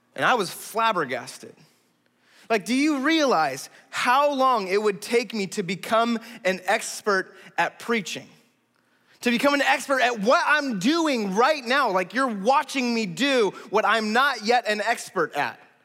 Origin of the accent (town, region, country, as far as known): United States